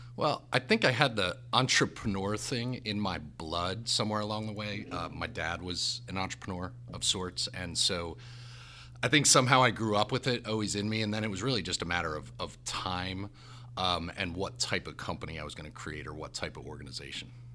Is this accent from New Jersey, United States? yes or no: yes; New Jersey, United States; also born or lived in South Bend, Indiana; I'm from New Jersey, God's country number one.